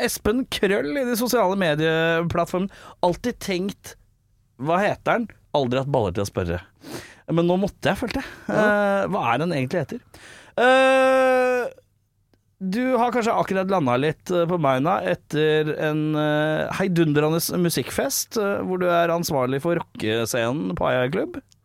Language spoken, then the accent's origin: Norwegian; Oslo, Norway; Jeg som Lambertseter-gutt